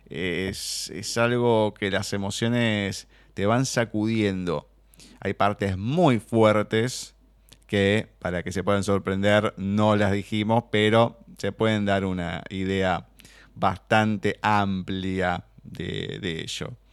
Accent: Argentina

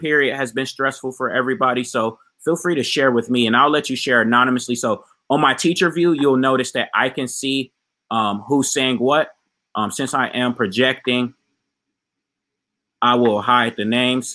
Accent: Ohio, United States; now in South Florida, United States; I'm actually in my home state of Ohio right now

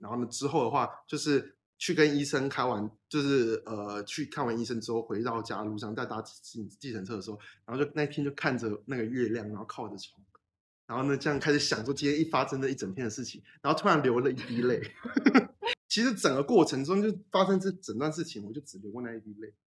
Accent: Taiwan; 我就是乖乖待在台湾

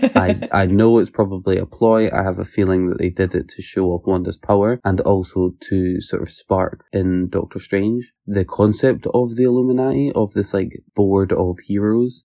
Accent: Scotland, United Kingdom; if I say I'm from Scotland, I get treated a lot better than if I say I'm from the U K

